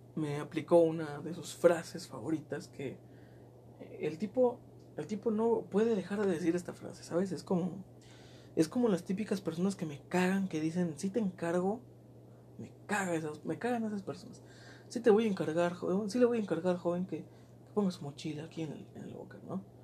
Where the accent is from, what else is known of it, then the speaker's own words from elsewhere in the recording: southern Mexico, Mexico; now in northern Mexico; Yo soy sureño